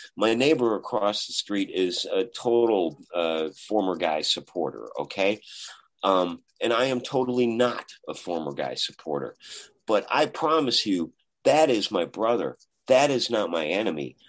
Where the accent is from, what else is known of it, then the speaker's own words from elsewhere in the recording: Chicago, Illinois, United States; I'm from Chicago